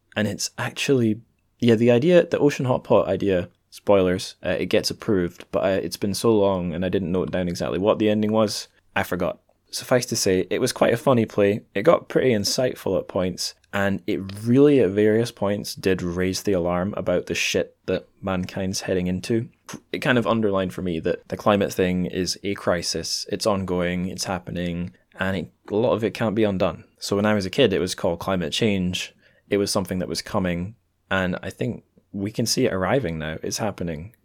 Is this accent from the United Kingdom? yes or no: yes; Dundee, Scotland, United Kingdom; also born or lived in Edinburgh; I'm back in my hometown of Dundee, recording this in my mum's dining room